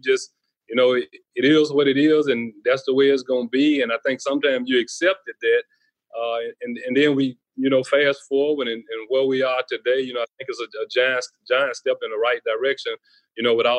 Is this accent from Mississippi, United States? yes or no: yes; Jackson, Mississippi, United States; growing up in Jackson, it was always there.